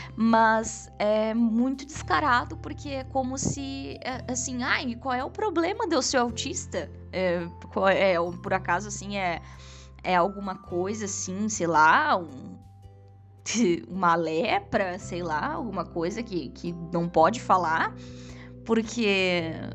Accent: Rio Grande do Sul, Brazil; eu sou gaúcha, tá? Pra quem não sabe. Sou gaúcha.

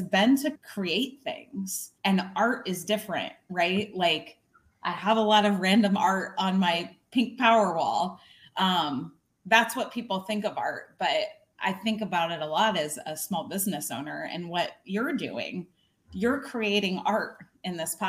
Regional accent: Illinois, United States; I grew up in a really small town in Illinois, on the Illinois-Iowa border.

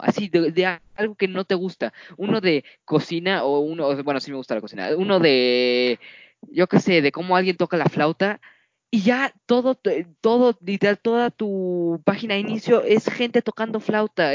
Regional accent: Mexico

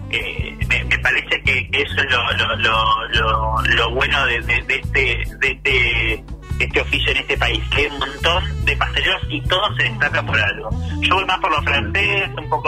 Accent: Dolores, Buenos Aires Province, Argentina; now in Buenos Aires, Argentina; yo soy de Dolores de Provincia de Buenos Aires, que que llegué a Buenos Aires con una mochila

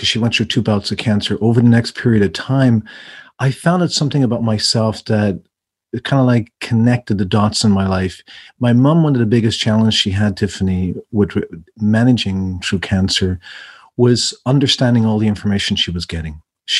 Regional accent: Ireland; moved away; I'm originally from Ireland. And my accent changes depending on who I'm speaking to, where I'm at in the world.

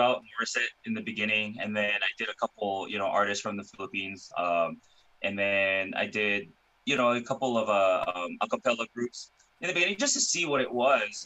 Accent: Hawaii, United States; now in California, United States; I was born and raised in Hawaii

